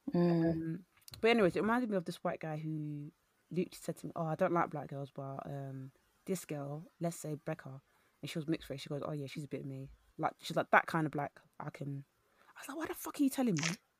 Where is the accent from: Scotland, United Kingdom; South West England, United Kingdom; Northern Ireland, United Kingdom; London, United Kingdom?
London, United Kingdom; I went to a, a, a London, East London primary school